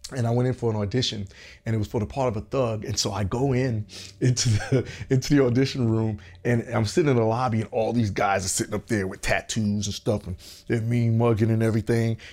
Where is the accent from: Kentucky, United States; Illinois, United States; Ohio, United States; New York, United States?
New York, United States; New York City; also born or lived in Augusta, Georgia; now in Los Angeles, United States; growing up in Brooklyn